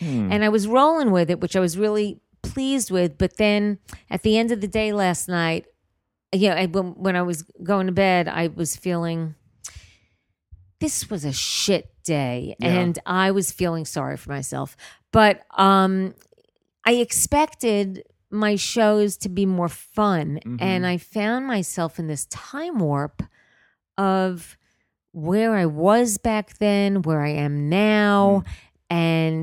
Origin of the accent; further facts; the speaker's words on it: New York City, New York, United States; accent: New York; moved away as an adult; now in Los Angeles, United States; I am from Queens.